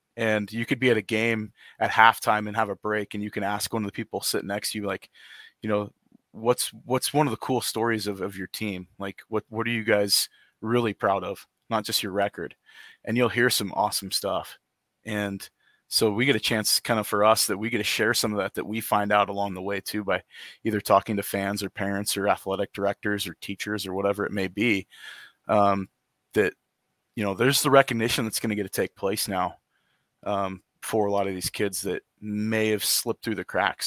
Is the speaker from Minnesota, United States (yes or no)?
no; Lewiston, Idaho, United States; moved away as an adult; also born or lived in Boise, Idaho / Clarkston, Washington; now in Coeur d'Alene, United States; grew up in Lewiston and Clarkston for pretty much my entire life